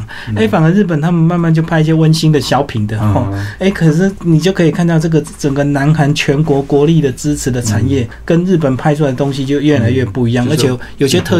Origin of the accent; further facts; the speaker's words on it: Taiwan; 你写这本书的目的是要帮助我们台湾人更加的了解韩国